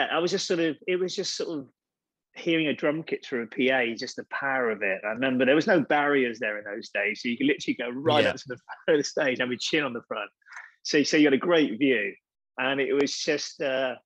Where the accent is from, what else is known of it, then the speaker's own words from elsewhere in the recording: Chepstow, Wales, United Kingdom; I grew up just outside Chepstow, which is a pretty small place